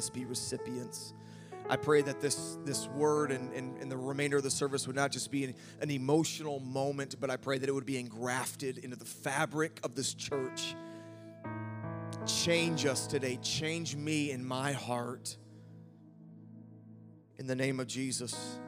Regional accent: Wisconsin, United States; accent: Wisconsin; my Wisconsin accent

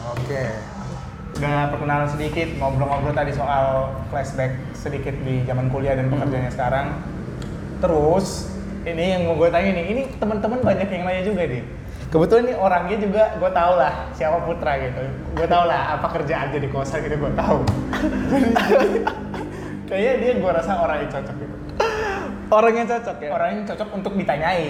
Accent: Pematang Siantar, North Sumatra, Indonesia; aku juga dari Pematang Siantar

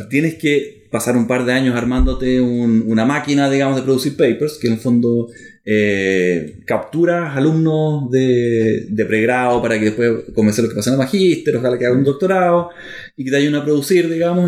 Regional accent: Germany; moved away; nací en Alemania

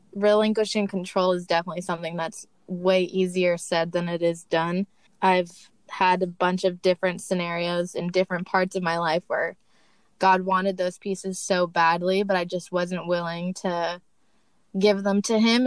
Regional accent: Torrance, California, United States; also born or lived in Portland, Oregon; I am from Torrance, California

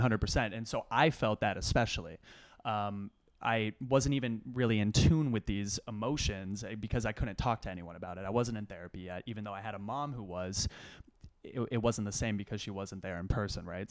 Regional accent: Austin, Texas, United States; moved away as an adult; also born or lived in Los Angeles, California / Ithaca, New York; now in New York City, United States; Dad moved to Austin, Texas. They have better, uh, public schools there. So went to middle school and high school there

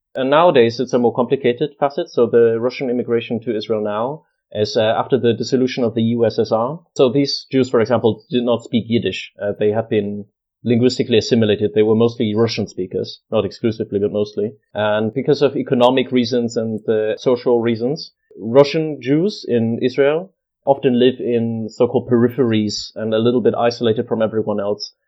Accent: Munich, Bavaria, Germany; moved away as an adult; also born or lived in Kent, United Kingdom; now in Manchester, United Kingdom; I'm from Munich in Germany, in Bavaria. That's where I was born and grew up

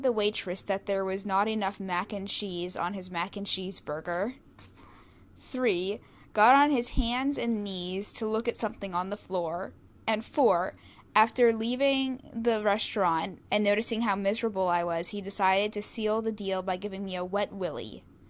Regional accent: the South, United States; she's the only person of color on our floor and I'm from the South.

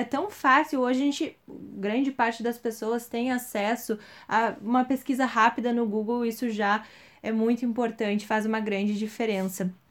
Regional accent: Brazil; A gente, enquanto brasileiro, a gente não conhece a história do nosso povo

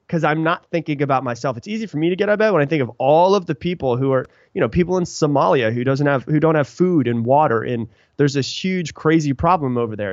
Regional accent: Sarasota, Florida, United States; also born or lived in Anna Maria Island, Florida; now in Austin, United States; I live in Austin, Texas now, but I grew up in Florida a little place called Anna Maria Island, um, and also in Sarasota

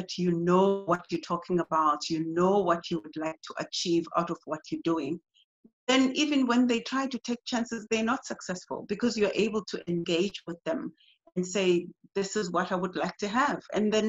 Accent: East London, Eastern Cape, South Africa; moved away as an adult; now in Durban, South Africa; In East London, to be more specific. I studied there all of my basic education, and then I moved to Cape Town, where I studied tertiary and then started working.

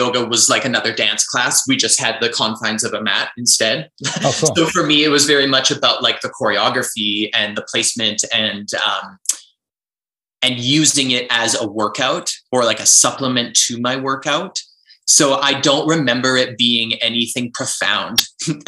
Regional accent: Vancouver, British Columbia, Canada; also born or lived in Ontario; now in Calgary, Canada; I'm actually from Vancouver. I'm from the West Coast

